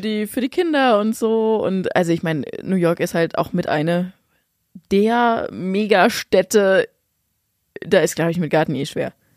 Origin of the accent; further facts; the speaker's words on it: Lower Saxony, Germany; bei uns in Niedersachsen